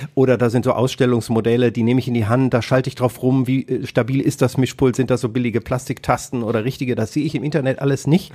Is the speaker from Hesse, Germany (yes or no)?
yes; Kassel, Hesse, Germany; moved away; also born or lived in Hannover; ich komme ja aus Kassel ursprünglich